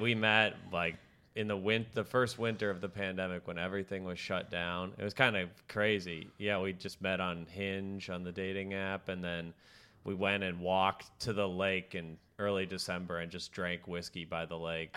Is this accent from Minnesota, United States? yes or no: yes; Minneapolis, Minnesota, United States; moved away; I'm from Minneapolis